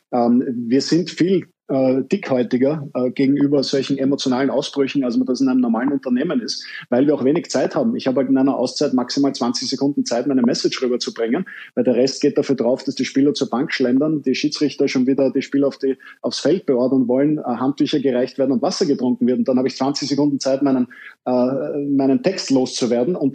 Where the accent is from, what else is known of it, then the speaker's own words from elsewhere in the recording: Vienna, Austria; jetzt sind wir Deutsche und Österreicher da sehr, sehr zivilisiert, aber ich als Wiener äh, hatte ähm